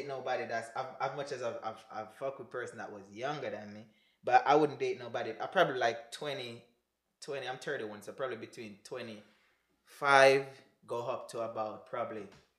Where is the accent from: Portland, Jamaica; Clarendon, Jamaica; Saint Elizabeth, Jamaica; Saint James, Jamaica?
Clarendon, Jamaica; May Pen; moved away as an adult; now in United States; I was from Clarendon.